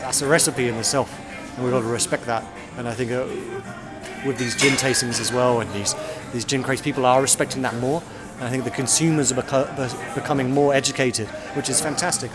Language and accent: English; London, United Kingdom; also born or lived in Westminster; I grew up in Southeast London.